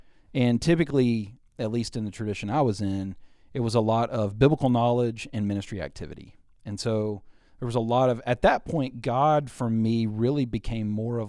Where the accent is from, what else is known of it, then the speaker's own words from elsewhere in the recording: Arkansas, United States; born there; Yeah, I was born in Central Arkansas and into a godly family. My parents were active in their local church.